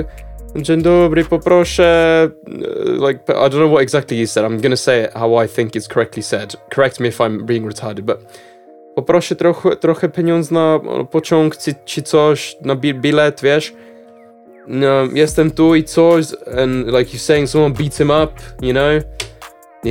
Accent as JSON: {"language": "English", "country": "Czechia", "said": "Czech Republic"}